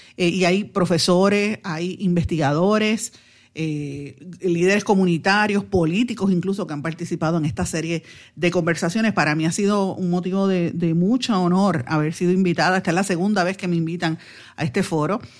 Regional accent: Puerto Rico

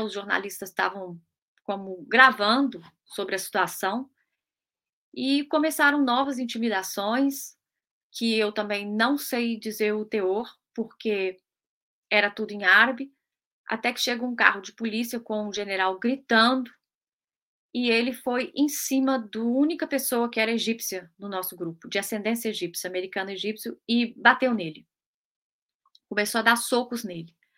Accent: Brazil; also born or lived in United Kingdom; now in London, United Kingdom; eu sou brasileiro, eu sou brasileiro, tenho apenas fui naturalizada britânica

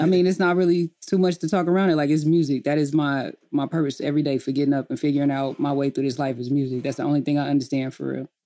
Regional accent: Enid, Oklahoma, United States; moved away as an adult; I grew up in a small town called Enid, Oklahoma.

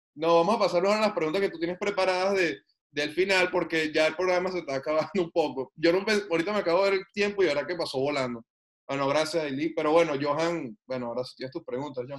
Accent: Venezuela; moved away as an adult; now in Canada; yo soy venezolano, yo conozco ese país, yo nací, viví hasta hace dos años allá

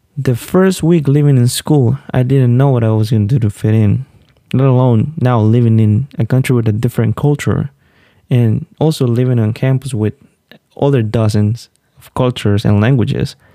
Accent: Olanchito, Yoro, Honduras; moved away; I was born and raised in Honduras, a small town named Olanchito

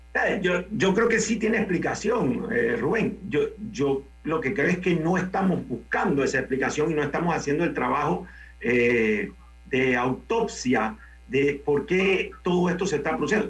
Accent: Panama; como panameños

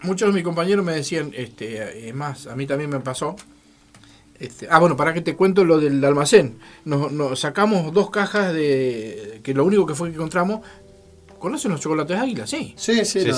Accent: Santa Fe, Argentina; moved away as an adult; now in Neuquén, Argentina; yo soy de Santa Fe.

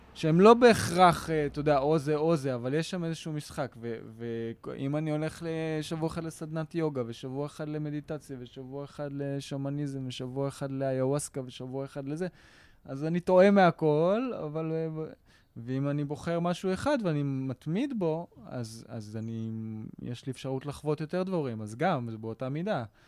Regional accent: Israel; אני שייך לפה. פה נולדתי, פה השורשים שלי, פה גדלתי פה

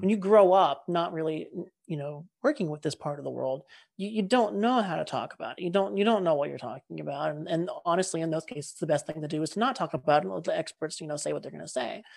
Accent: California, United States; we're both from California

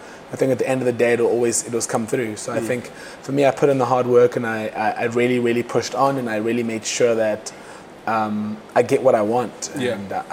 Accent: Cape Town, Western Cape, South Africa; where I grew up in Kukuletu, people like to call me privileged. I'm a Kukuletu township. I'm a township boy

